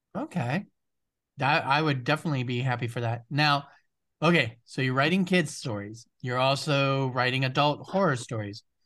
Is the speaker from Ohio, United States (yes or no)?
yes; Ohio, United States; you do live in Ohio, which is my home state